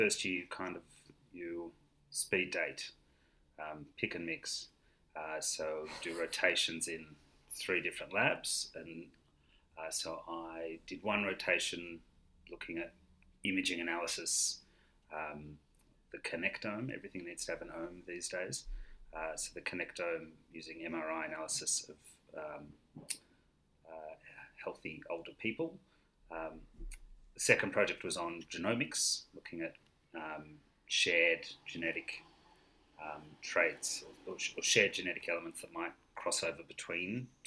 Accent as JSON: {"language": "English", "town": "Melbourne", "region": "Victoria", "country": "Australia", "moved": "yes", "lives_now": "London, United Kingdom", "said": "I am originally from Melbourne, but I'm currently living in London"}